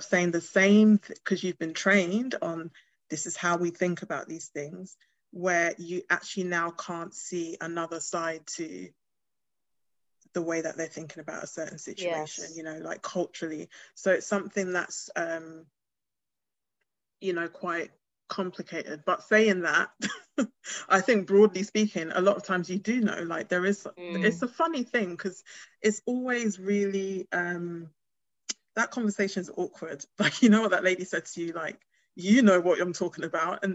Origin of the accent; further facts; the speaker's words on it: United Kingdom; also born or lived in Ghana; they can hear my accent, so they know that I've grown up here